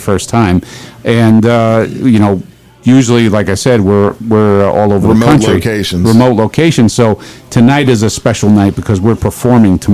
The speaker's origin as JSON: {"language": "English", "region": "New York", "country": "United States", "said": "we're from New York"}